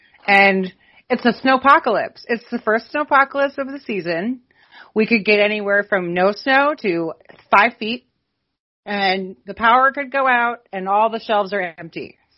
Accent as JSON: {"language": "English", "region": "Minnesota", "country": "United States", "tie": "born or raised there", "moved": "yes", "said": "I grew up in Minnesota. I grew up with, like, feet of snow every year."}